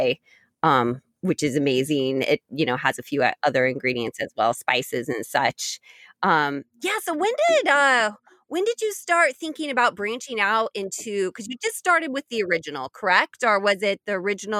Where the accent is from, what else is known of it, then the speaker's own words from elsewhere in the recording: Indiana, United States; I grew up in Indiana